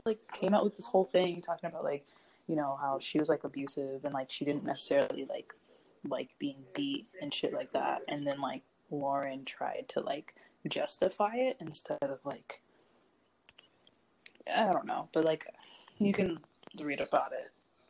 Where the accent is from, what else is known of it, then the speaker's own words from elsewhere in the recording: Philadelphia, Pennsylvania, United States; Is it like, are we just saying that because we're from Philly?